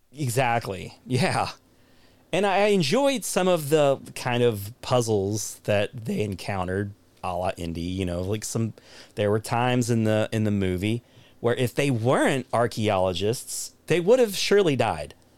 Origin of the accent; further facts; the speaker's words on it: United States; as an American